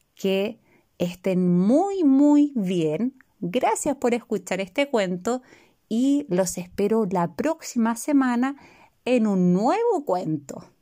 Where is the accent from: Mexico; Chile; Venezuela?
Chile; de Chile